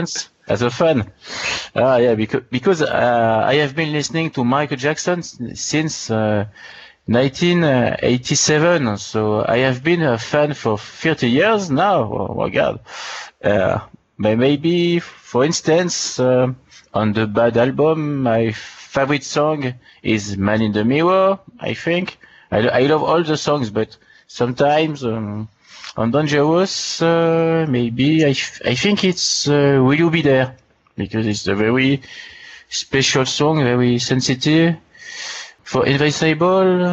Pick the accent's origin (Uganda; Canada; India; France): France; Annecy, Auvergne-Rhône-Alpes; English is a second language; I was born in Annecy, in France, in the French Alps in 1979. And I grew up in the same area